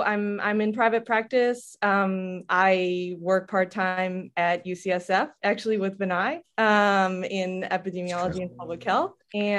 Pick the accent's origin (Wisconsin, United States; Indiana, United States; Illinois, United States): Wisconsin, United States; moved away as an adult; also born or lived in France / Denmark; now in California, United States; I currently live in California. I'm originally from Wisconsin.